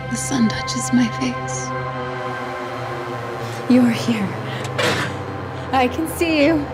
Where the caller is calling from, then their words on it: Atlanta, Georgia, United States; also born or lived in Cleveland, Ohio; Um, I'm actually joining you from Atlanta, Georgia.